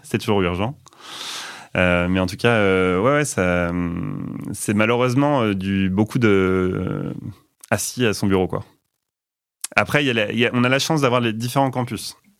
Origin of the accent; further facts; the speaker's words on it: Rouen, Normandy, France; moved away as an adult; also born or lived in Belgium; now in Nantes, France; Je suis né à Rouen, en Normandie